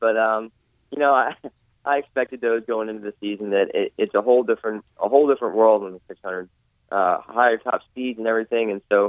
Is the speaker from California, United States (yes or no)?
no; Pennsylvania, United States; Oh, I'm from Pennsylvania.